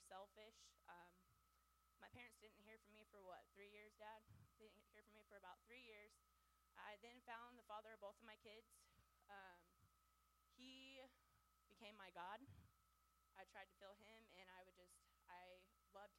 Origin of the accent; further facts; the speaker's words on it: Springfield, Missouri, United States; also born or lived in Plainview, Texas / Washington; My mom then wanted to move to Springfield, Missouri